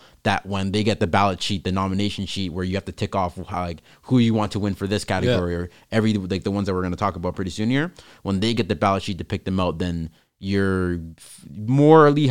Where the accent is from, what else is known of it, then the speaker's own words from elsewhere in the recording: Canada; we're Canadian